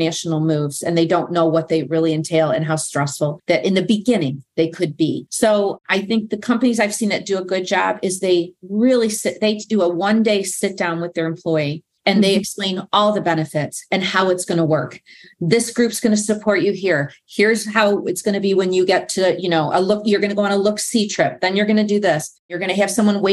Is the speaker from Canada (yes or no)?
no; United States; moved away